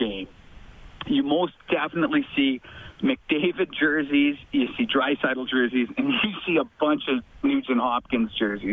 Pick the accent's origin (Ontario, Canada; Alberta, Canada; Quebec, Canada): Alberta, Canada; Edmonton; now in Red Deer, Canada; I am from Northeast Edmonton